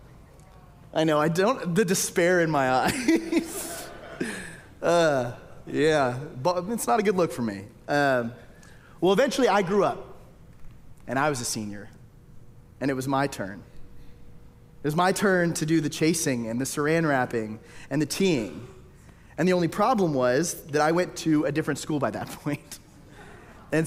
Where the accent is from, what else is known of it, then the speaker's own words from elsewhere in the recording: Tyler, Texas, United States; moved away; I grew up in Tyler, Texas.